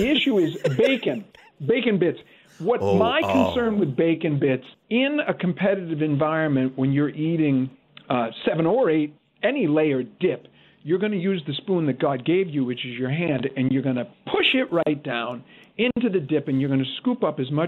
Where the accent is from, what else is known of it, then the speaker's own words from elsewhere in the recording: United States; I am an American